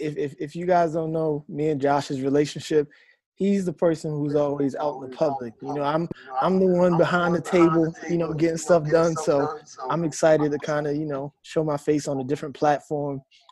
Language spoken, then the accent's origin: English; Baltimore, Maryland, United States; we both had history growing up in Baltimore and we lived like 10, 15 minutes away from each other